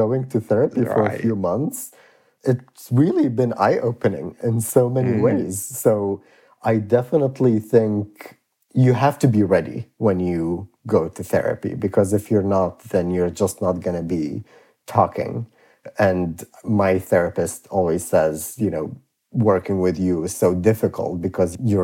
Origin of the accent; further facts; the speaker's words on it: Iraq; when I was a kid and growing up in Iraq